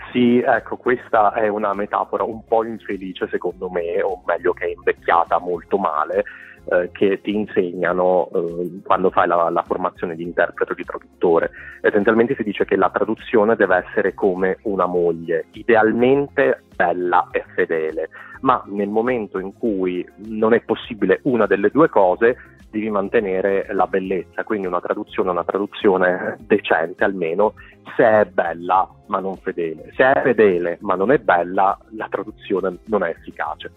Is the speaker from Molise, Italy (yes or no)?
yes; Molise, Italy; first language Italian; moved away as an adult; also born or lived in Taiwan; now in Berlin, Germany; Io sono originario del Molise